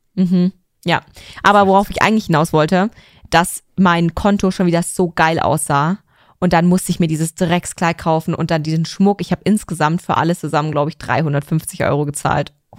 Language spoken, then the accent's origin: German; Germany; weil ich Deutsch bin